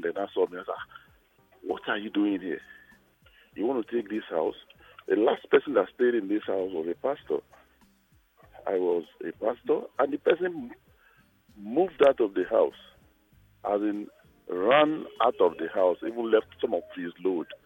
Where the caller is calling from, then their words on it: Lagos, Nigeria; Okay, I'm calling from Lagos.